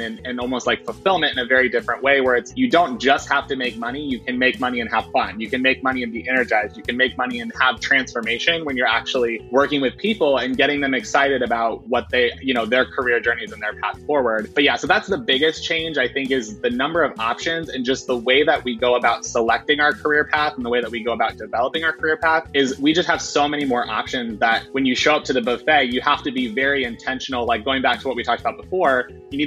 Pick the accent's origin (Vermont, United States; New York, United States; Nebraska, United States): Nebraska, United States; I'm from Nebraska